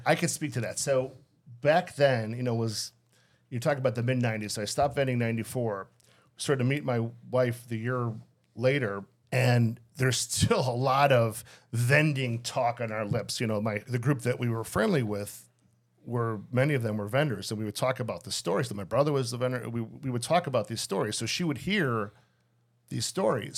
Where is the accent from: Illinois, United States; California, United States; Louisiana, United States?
Illinois, United States; Skokie; I grew up there in Skokie